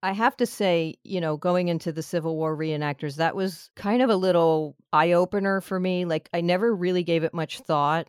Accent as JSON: {"language": "English", "town": "Miami", "region": "Florida", "country": "United States", "said": "I'm more South, I'm like Miami"}